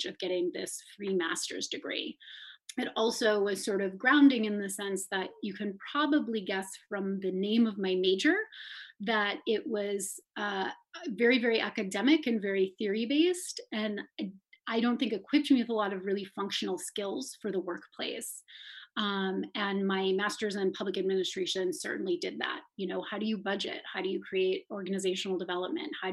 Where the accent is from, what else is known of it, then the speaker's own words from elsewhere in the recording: Madison, Wisconsin, United States; also born or lived in Worcester, Massachusetts / Ghana; I am from Madison. I grew up here and I left to go to college.